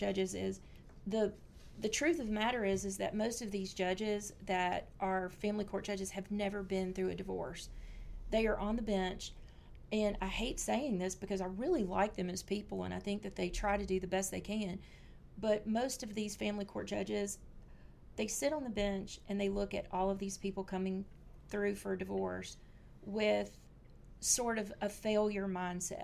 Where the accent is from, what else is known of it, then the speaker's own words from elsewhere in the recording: Louisiana, United States; I'm from Louisiana